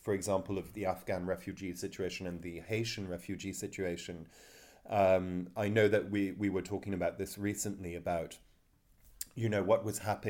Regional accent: United Kingdom; But as a British citizen, I told you one story just out of many

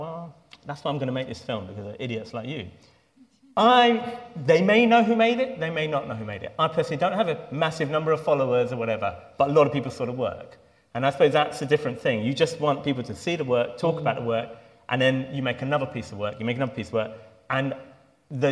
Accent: London, United Kingdom; Muslim kids did growing up in Stoke Newington and Hackney

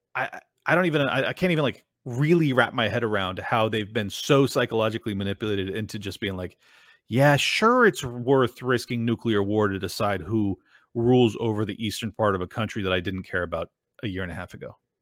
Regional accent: Miami, Florida, United States; I'm from Miami

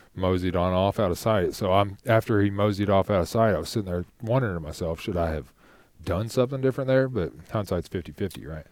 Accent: Shelby County, Kentucky, United States; also born or lived in Frankfort, Kentucky / Louisville, Kentucky; living in Louisville now, growing up in Shelby County, living in Frankfort

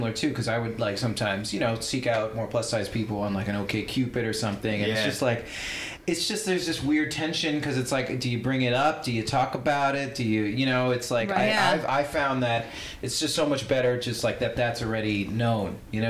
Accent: Long Island, New York, United States; From Long Island. We're both from Long Island.

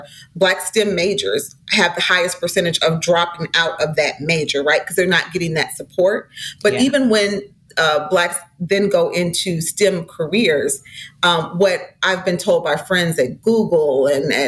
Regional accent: St. Paul, Minnesota, United States; I was raised in St. Paul, Minnesota, in the 70s

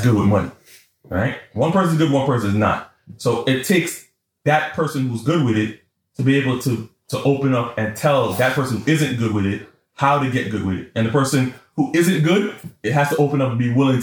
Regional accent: New York City, New York, United States; I'm from East Flatbush

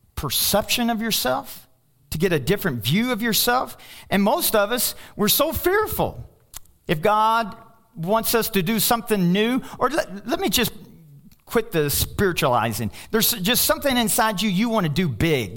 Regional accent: Louisville, Kentucky, United States; I'm from Louisville, Kentucky

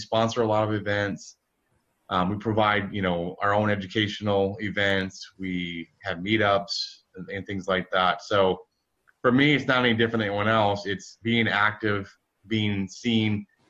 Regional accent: Midwest, United States; I grew up in the Midwest.

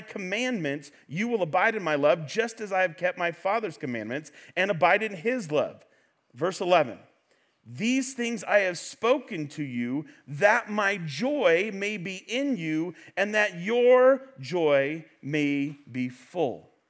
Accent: Central Valley, California, United States; I am from the Central Valley

